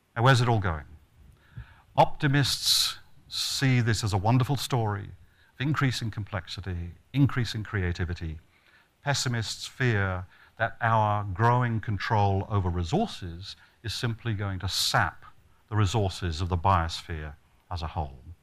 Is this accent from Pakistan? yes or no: no; Australia; I come from Australia